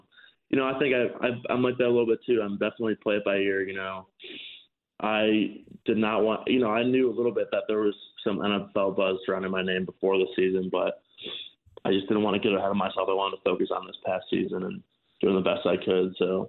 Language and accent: English; Chicago, Illinois, United States; born or raised there